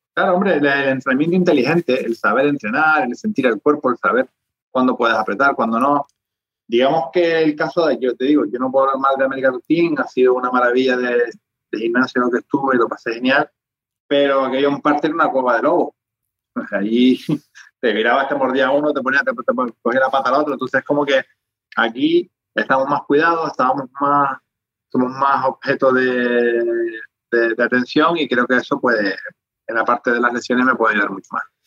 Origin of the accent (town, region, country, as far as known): Spain